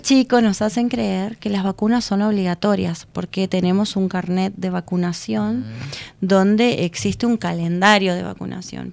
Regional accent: Uruguay

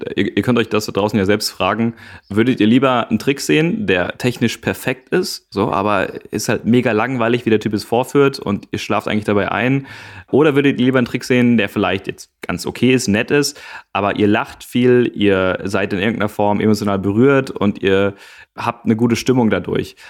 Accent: Gevelsberg, North Rhine-Westphalia, Germany; in Gevelsberg. Das ist äh, meine Heimat.

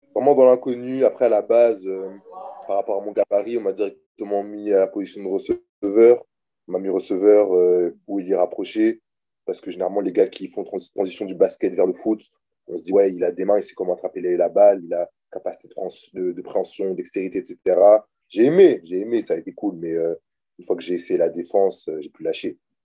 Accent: Orléans, Centre-Val de Loire, France; moved away as an adult; also born or lived in Lomé, Togo; now in Buffalo, United States; je suis né euh, à Lomé au Togo. J'ai grandi en France

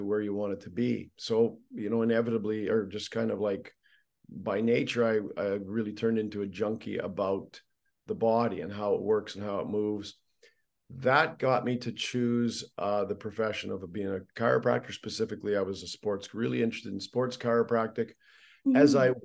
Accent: Canada; Being Canadian, I started with hockey

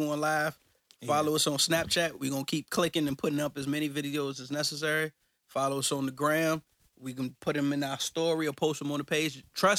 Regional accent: Richmond, Virginia, United States; I'm from Richmond, so shout out to everybody in Capital City.

